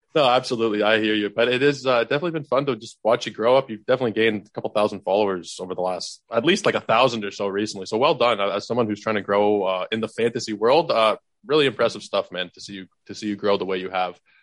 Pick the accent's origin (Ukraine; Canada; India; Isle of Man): Canada; Toronto, Ontario; fellow Torontonian